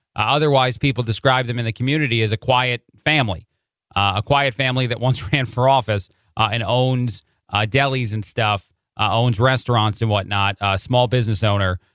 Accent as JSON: {"language": "English", "region": "New Jersey", "country": "United States", "also_born_or_lived": "Chicago, Illinois", "moved": "yes", "said": "I am from the Jersey area, but I lived in Chicago and Illinois for a long time"}